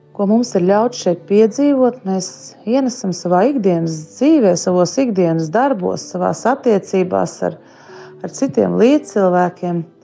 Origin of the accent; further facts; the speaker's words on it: Sigulda, Sigulda Municipality, Latvia; Es esmu no Siguldas.